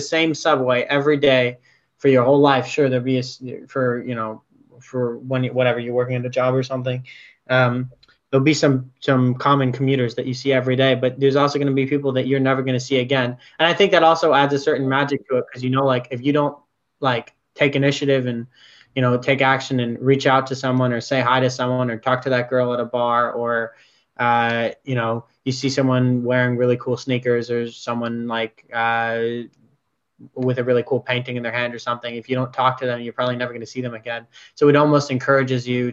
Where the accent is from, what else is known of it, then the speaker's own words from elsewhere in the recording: New York City, New York, United States; moved away; I grew up in New York City